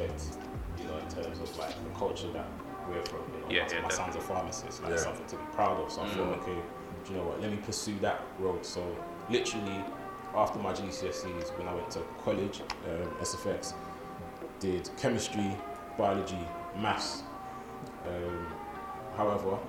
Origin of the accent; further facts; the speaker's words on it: London, United Kingdom; I'm from Stockwell.